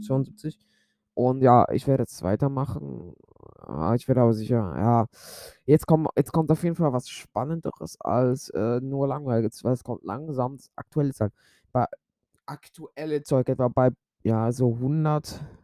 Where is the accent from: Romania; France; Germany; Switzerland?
Switzerland; ich bin ja Schweizer.